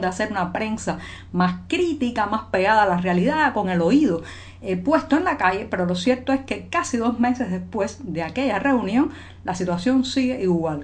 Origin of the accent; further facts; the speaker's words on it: Cuba; cubana, periodista ciudadana